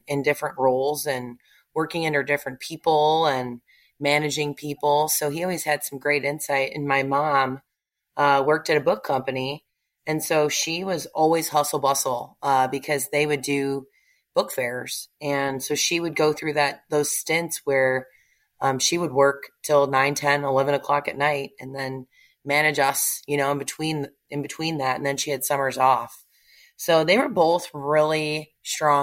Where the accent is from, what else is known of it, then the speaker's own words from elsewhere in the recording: Naperville, Illinois, United States; moved away as an adult; now in Plano, United States; I was born and raised in Illinois